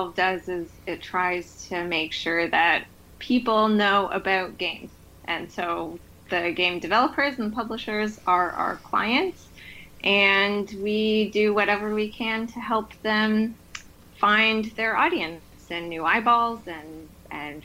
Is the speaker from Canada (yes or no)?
yes; Toronto, Ontario, Canada; moved away as an adult; now in Montreal, Canada; in Ontario, which is where I'm from Toronto.